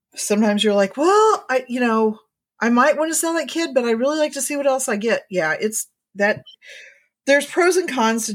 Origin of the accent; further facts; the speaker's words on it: Indiana, United States; moved away; I grew up in Indiana. And of course, we didn't change time back when I was in Indiana